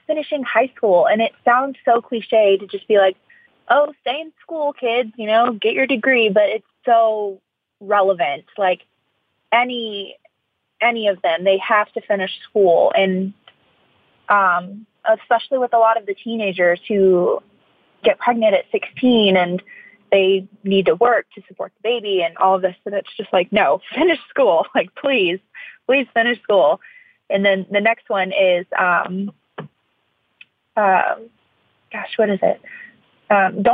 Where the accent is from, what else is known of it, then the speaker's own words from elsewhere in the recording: Florida, United States; I'm from Florida, so I'm not used to the cold like whatsoever.